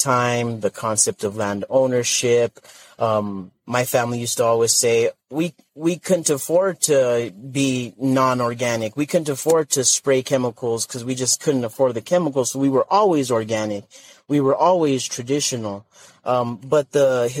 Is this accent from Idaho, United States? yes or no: no; northern New Mexico, United States; my home community in northern New Mexico